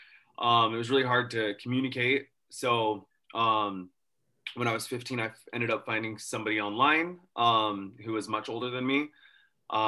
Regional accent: Farmington, Utah, United States; I was raised here in Utah

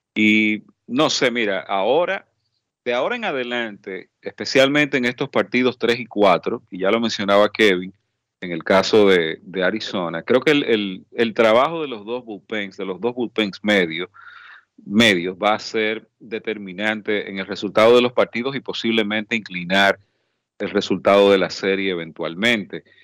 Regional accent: Dominican Republic; somos la República Dominicana

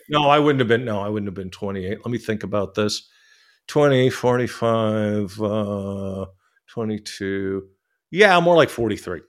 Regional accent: San Francisco, California, United States; moved away as an adult; now in Thailand; I'm from San Francisco

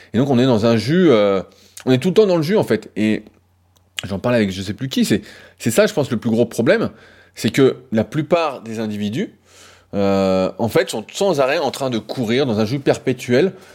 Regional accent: France; on est français

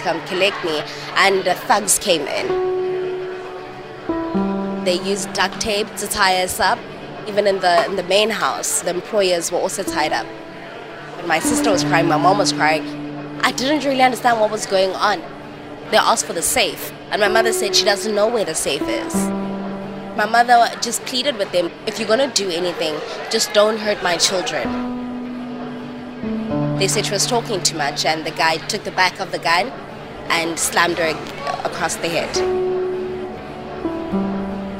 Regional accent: Johannesburg, Gauteng, South Africa; I come from Alexandra Township and in the north of Johannesburg in South Africa.

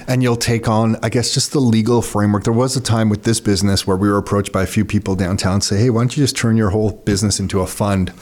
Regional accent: Mississauga, Ontario, Canada; also born or lived in Toronto; I'm born in Toronto, but grew up in Mississauga. Nick and I both grew up in Mississauga

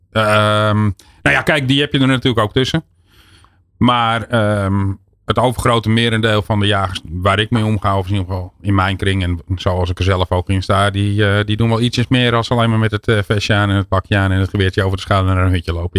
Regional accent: Netherlands; we als Nederlanders

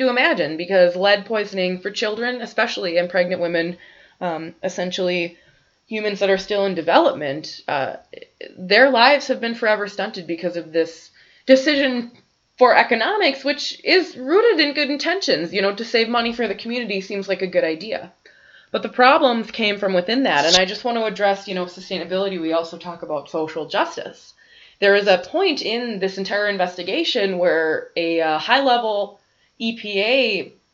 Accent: Bismarck, North Dakota, United States; now in Grand Forks, United States; I grew up in Bismarck

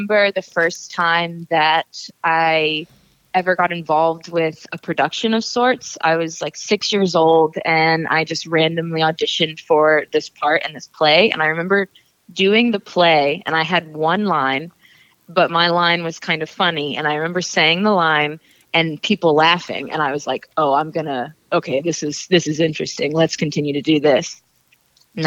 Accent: Atlanta, Georgia, United States; I was born in Atlanta, and I've lived here for most of my life

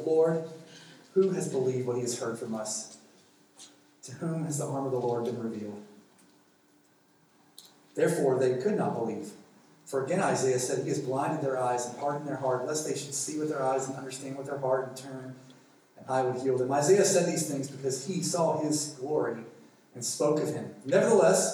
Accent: the South, United States; accent: redneck; Where I come from in America, especially in the South, everyone believes in Jesus

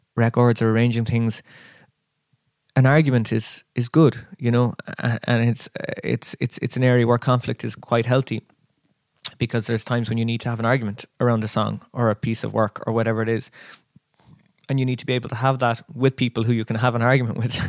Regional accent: Kerry, Munster, Ireland; also born or lived in Chicago, United States / Dublin, Ireland; now in Cork, Ireland; we moved to Kerry, and uh, so. Kerry is kind of sort of home

